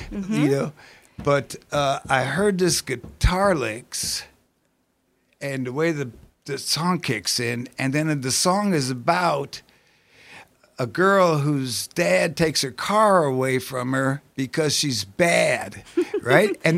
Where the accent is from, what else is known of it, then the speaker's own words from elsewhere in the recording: Evanston, Illinois, United States; now in Richmond, United States; I was born, I grew up in Evanston, Illinois, which is uh, the, the, the most the immediately suburb of, of Chicago. So I, I tell I grew up in Chicago